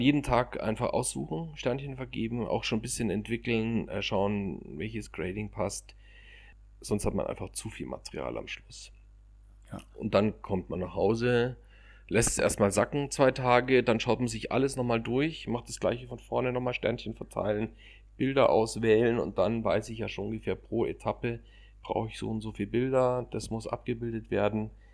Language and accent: German; Munich, Bavaria, Germany; Ich bin als Münchner generell viel in den Bergen